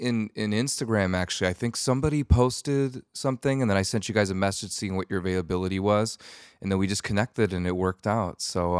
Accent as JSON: {"language": "English", "region": "Wisconsin", "country": "United States", "tie": "born or raised there", "said": "I grew up in Wisconsin, and I would get said that like it's essentially Canada."}